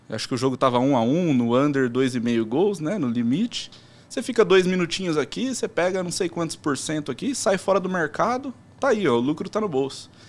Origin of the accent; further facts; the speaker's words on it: Americana, São Paulo, Brazil; Mas eu, eu nasci e moro lá em Americana até hoje.